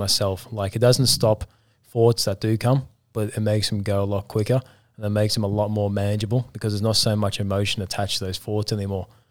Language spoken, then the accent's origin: English; England, United Kingdom; I'm from England